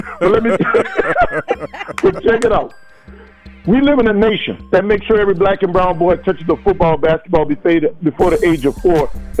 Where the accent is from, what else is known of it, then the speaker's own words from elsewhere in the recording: New Orleans, Louisiana, United States; I'm from New Orleans, Louisiana, Backertown, Girktown, Zion City, that lower nine where we don't mind dying.